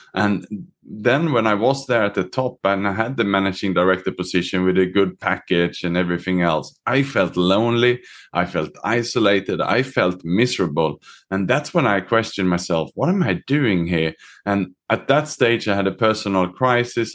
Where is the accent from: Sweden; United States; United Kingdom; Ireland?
Sweden; moved away; also born or lived in Australia / Southeast Asia; I was born myself in Sweden. I was educated in Australia